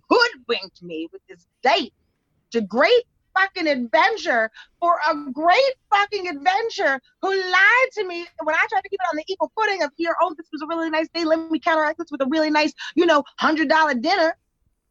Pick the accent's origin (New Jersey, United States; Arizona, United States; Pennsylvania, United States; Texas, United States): New Jersey, United States; I'm from Jersey, a stone's throw away from the city.